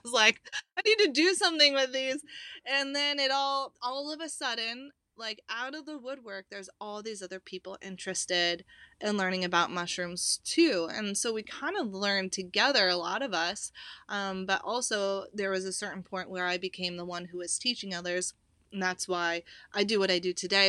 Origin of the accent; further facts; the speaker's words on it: Pacific Northwest, United States; I grew up in the Pacific Northwest, hiking, hunting, backpacking